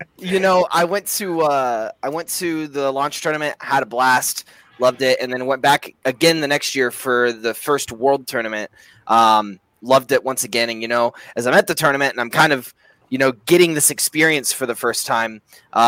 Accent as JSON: {"language": "English", "region": "Indiana", "country": "United States", "tie": "born or raised there", "said": "I grew up in Indiana"}